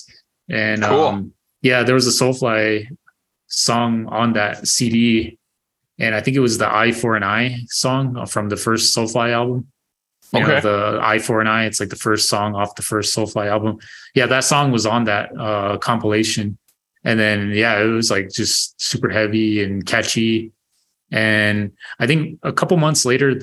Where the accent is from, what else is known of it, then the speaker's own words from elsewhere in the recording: Arizona, United States; also born or lived in North Dakota / Phoenix; I was born and raised in Arizona